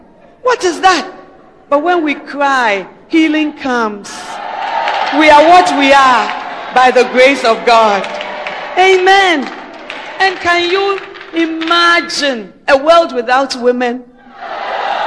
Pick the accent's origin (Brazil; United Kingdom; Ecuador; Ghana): Ghana; we who are Ghanaian citizens